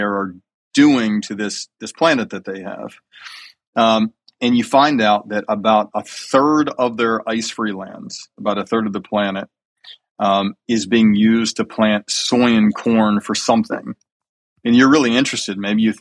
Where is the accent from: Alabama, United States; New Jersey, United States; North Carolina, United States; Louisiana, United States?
Alabama, United States; I grew up in Alabama eating chicken wings for dinner almost every night